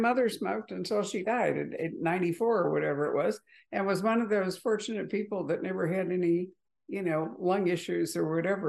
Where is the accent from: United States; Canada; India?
United States; Chicago, Illinois; I grew up in Chicago, and so my childhood was dominated by the Mayor Daley machine, the first Mayor Daley machine.